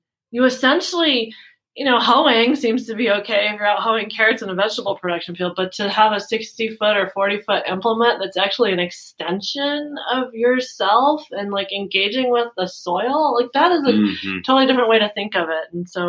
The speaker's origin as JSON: {"language": "English", "region": "Washington", "country": "United States", "tie": "born or raised there", "said": "Well, I grew up in Washington. I mowed a lot of lawns."}